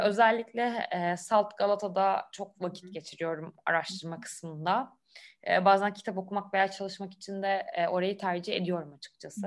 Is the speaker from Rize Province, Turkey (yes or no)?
no; Istanbul, Turkey; İstanbul'da doğup büyüdüm.